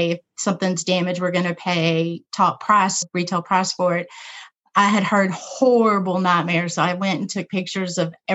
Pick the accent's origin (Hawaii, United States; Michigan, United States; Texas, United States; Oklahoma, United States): Texas, United States; Dallas-Fort Worth area; moved away as an adult; also born or lived in Georgia; now in El Paso, United States; I grew up in the Dallas-Fort Worth area